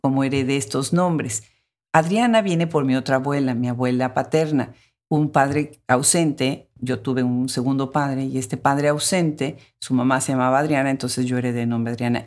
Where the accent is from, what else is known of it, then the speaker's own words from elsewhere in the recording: Puebla, Mexico; Puebla, mi ciudad natal.